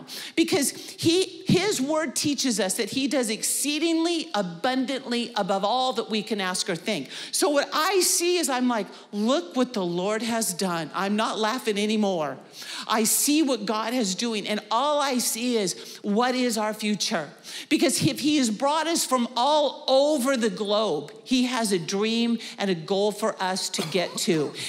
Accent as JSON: {"language": "English", "town": "Wenatchee", "region": "Washington", "country": "United States", "said": "Casey always teases I'm from Wenatchee, but basically my family moved all of my life and I graduated in Wenatchee."}